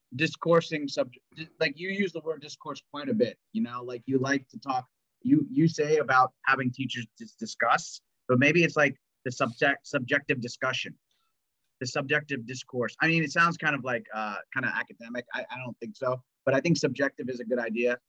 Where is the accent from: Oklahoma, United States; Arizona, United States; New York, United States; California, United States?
New York, United States; I'm uh, an American New Yorker